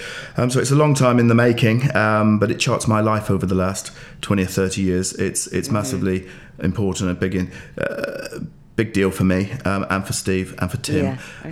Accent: West Country, South West England, United Kingdom; moved away as an adult; also born or lived in Brighton / London / Ashdown Forest; now in Forest Row, United Kingdom; I grew up in the West Country, moved to the southeast of England 20 years ago, first Brighton, then London, and we finally settled in the Ashdown Forest near Forest Row

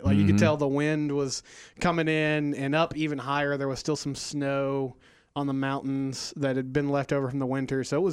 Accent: Texas, United States; I was from Texas

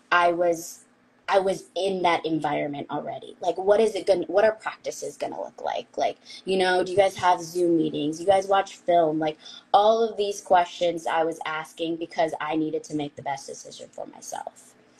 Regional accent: San Diego, California, United States; I was raised in San Diego

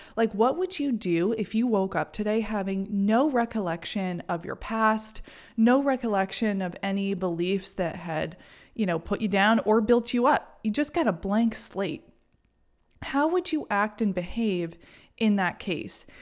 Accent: Maine, United States; growing up in Maine

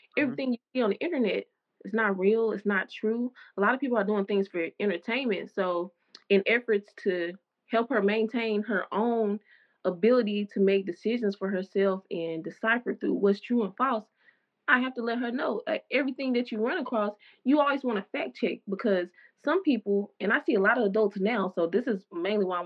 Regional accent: the South, United States; growing up in the South, the Bible Belt

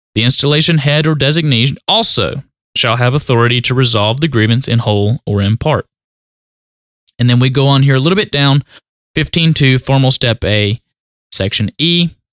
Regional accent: North Carolina, United States; accent: country; also born or lived in Asheboro, North Carolina; my country accent

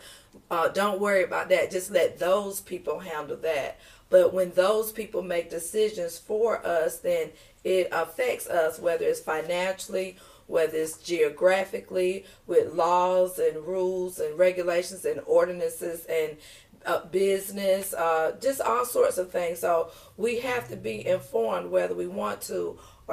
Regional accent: Detroit, Michigan, United States; now in Marlboro County, United States; I'm originally from Detroit, Michigan. The D, baby.

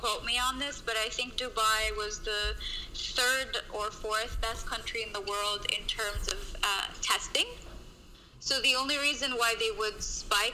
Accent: Canada; moved away as an adult; also born or lived in Lebanon / San Francisco; I'm actually Lebanese by origin, but I grew up in Canada.

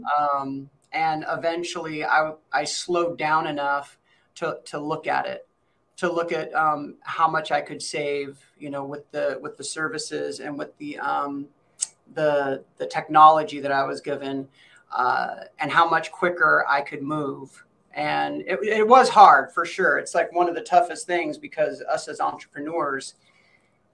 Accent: Seattle, Washington, United States; born and raised Seattle, Washington

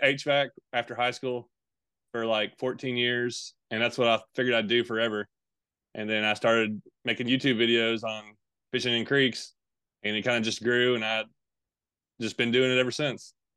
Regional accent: Tennessee, United States; also born or lived in Bowling Green, Kentucky / Campbellsville, Kentucky; I was born in Bowling Green, Kentucky, lived in Campbellsville, Kentucky for a little bit, and lived most of my life in Tennessee, though, Middle Tennessee and Eastern Tennessee, kinda back and forth.

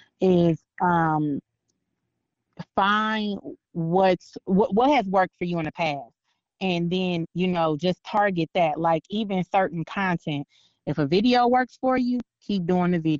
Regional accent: Northwest Indiana, United States; now in Las Vegas, United States; I live in Vegas now, but when I first moved out here, I didn't understand the way they said certain stuff, because, you know, I'm from Northwest Indiana

